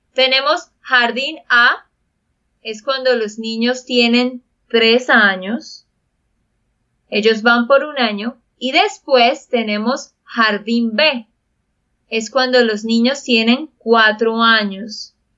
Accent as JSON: {"language": "Spanish", "region": "Santander", "country": "Colombia", "said": "de Santander, Colombia"}